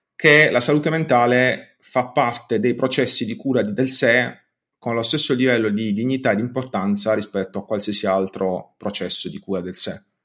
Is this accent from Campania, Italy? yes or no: no; Bari, Apulia, Italy; sono di Bari